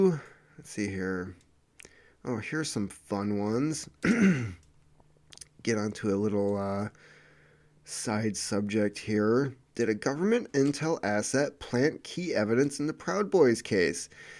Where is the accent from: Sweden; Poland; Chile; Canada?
Sweden; born there; even though I was born in Sweden and really like many aspects of this country.